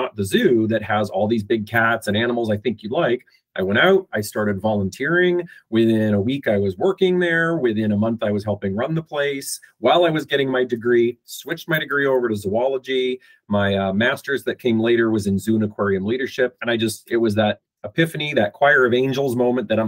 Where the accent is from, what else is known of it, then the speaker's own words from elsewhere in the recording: Fort Macleod, Alberta, Canada; I'm Canadian. I was born and raised in a little tiny town in southern Alberta called Fort McLeod.